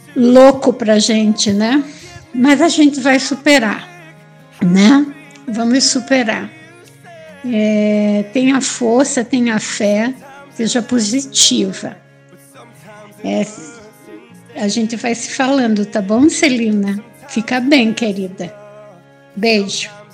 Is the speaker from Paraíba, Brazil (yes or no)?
no; Curitiba, Paraná, Brazil; moved away as an adult; also born or lived in Bahia / Minas Gerais; now in São Paulo, Brazil; Eu sou de Curitiba, mas moro aqui em São Paulo, né? Eu saí de Curitiba já há bastante tempo, logo que eu casei